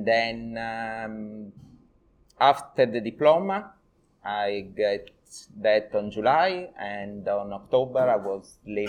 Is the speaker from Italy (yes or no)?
yes; Sardinia, Italy; English is a second language; moved away as an adult; also born or lived in London; I come from Sardinia.